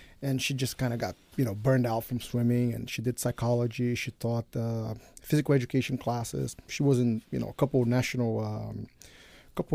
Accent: Rio de Janeiro, Brazil; moved away as an adult; also born or lived in New Jersey, United States; now in United States; I grew up in Rio when I was 20. I moved back up here

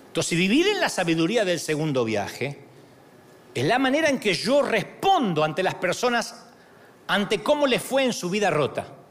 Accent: Argentina; moved away; allá en mi país

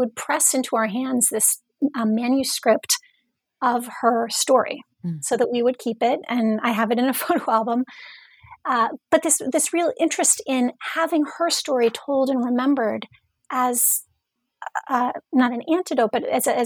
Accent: Indiana, United States; moved away as an adult; also born or lived in Massachusetts / New York; I was born and raised in Indiana

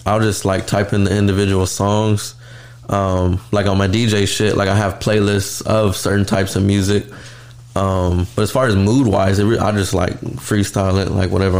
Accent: Dallas, Texas, United States; also born or lived in Garland, Texas; born and raised in Dallas.

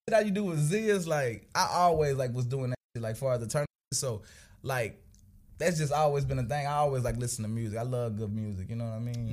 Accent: Tulsa, Oklahoma, United States; I grew up, uh, like you say, north side of Tulsa.

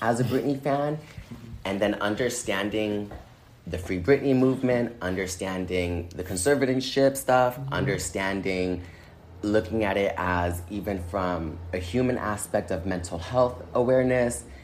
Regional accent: Inglewood, California, United States; also born or lived in Boston, Massachusetts / San Francisco / Minnesota; I was born and raised in Boston until I was 11, but I do consider myself from Inglewood, California, because that's where I spent most of like my teenage and adult life

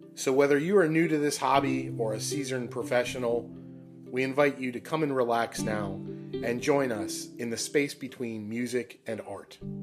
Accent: Pittsburgh, Pennsylvania, United States; moved away; Pittsburgh, that's my hometown

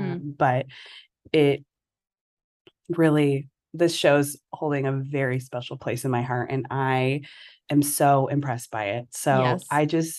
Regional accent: Southern California, United States; Let's see. I'm from California, Southern California, and I'm a teacher

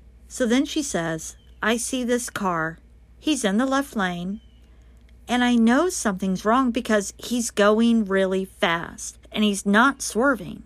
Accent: Colorado, United States; the Colorado area, my home state

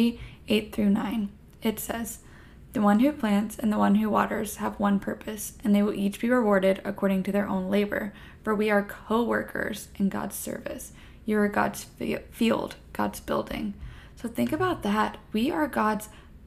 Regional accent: Florida, United States; now in Texas, United States; I am a Texan at the moment, I am from Florida

